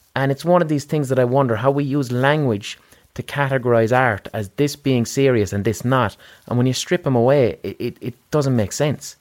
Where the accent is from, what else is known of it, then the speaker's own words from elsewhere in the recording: Limerick, Munster, Ireland; we're from Limerick in Ireland.